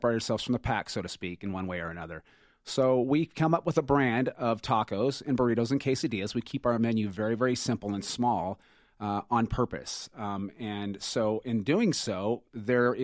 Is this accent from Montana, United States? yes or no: no; Las Vegas, Nevada, United States; moved away as an adult; now in Denver, United States; we're originally from Las Vegas, and we fell in love with the city of Denver many years ago